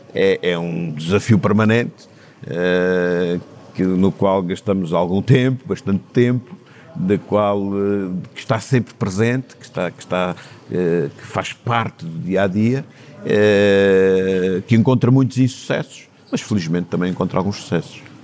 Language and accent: Portuguese; Horta, Azores, Portugal; also born or lived in Torres Vedras / Timor; Os momentos da minha infância foram, foram na horta